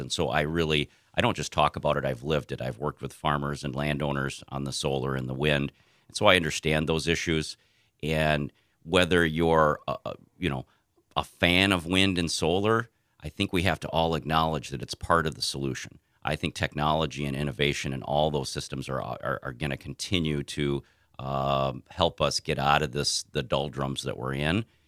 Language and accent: English; Jackson, Minnesota, United States; also born or lived in Albert Lea, Minnesota; I'm a Southern Minnesota, uh, native. I've lived here my entire, you know, my entire life. I grew up in Jackson on a farm